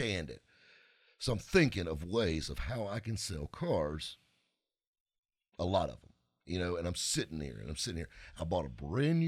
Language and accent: English; the South, United States; we're all from the South